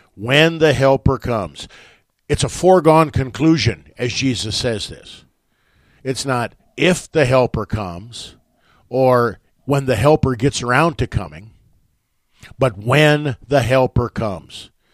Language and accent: English; West Point, United States; moved away; my hometown of West Point